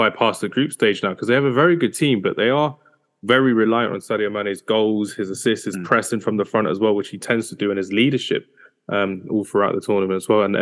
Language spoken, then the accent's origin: English; Nigeria; I'm a Nigerian to the core, so uh, it needed to be done.